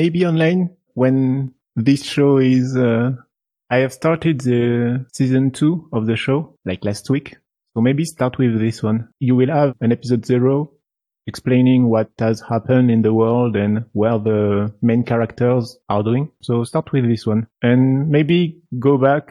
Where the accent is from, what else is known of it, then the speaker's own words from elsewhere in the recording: France; I'm from France.